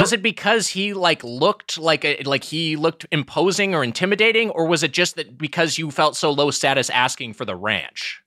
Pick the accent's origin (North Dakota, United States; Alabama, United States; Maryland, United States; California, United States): California, United States; Long Beach; from in, in Long Beach